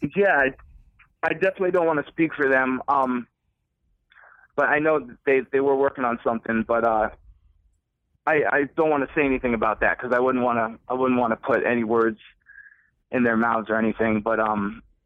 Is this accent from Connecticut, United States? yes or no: yes; Connecticut, United States; We're from Connecticut.